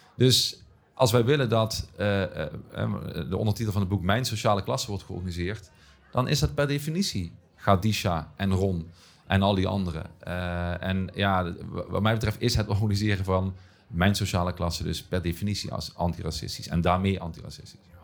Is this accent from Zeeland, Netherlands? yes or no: no; Heerlen, Limburg, Netherlands; accent: Limburgish; In de buurt waar ik ben opgegroeid, ik woon één buurt verder nu, nog steeds achter het spoor.